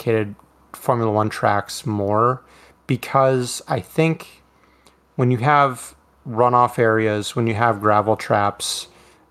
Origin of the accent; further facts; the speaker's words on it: United States; as a as an American